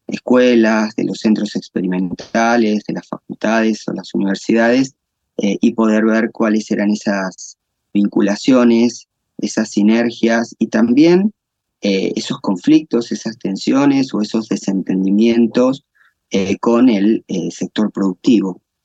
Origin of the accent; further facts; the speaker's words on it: La Pampa, Argentina; also born or lived in Santa Rosa, La Pampa; yo soy eh, eh, argentino, nacido en Argentina, en una provincia del interior del país, eh, que es la provincia de La Pampa. Y mm, desde mi, desde mi infancia estoy eh, vinculado con, con el agro